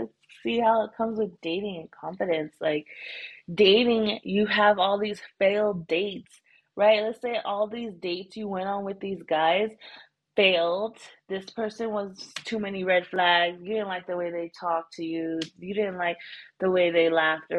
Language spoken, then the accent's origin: English; United States; moved away as an adult; now in Thailand